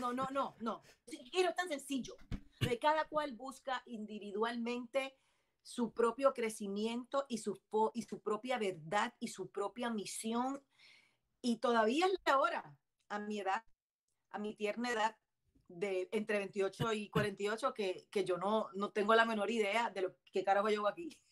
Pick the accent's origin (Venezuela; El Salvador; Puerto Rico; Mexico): Puerto Rico; Bayamón; moved away as an adult; also born or lived in Miami, Florida; now in Florida, United States; soy nacida en Miami, de padres adoptivos cubanos, criada en Puerto Rico